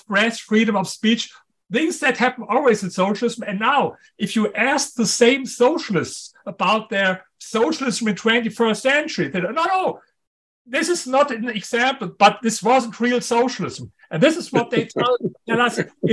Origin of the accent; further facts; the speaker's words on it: Germany; accent: strong German; English is a second language; in spite of my German accent, in spite of my strong German accent